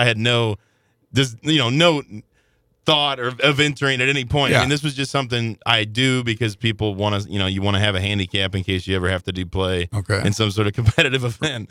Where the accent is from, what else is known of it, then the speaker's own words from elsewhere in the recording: Belleville, Illinois, United States; I grew up in Belleville, Illinois